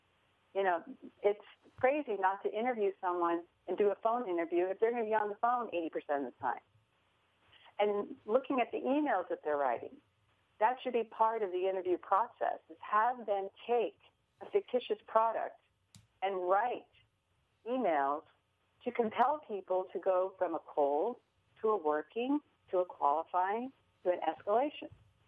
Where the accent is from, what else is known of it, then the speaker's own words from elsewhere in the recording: San Francisco, California, United States; now in Des Moines, United States; even though I'm a transplant from San Francisco, it's just wonderful to be in Des Moines, Iowa.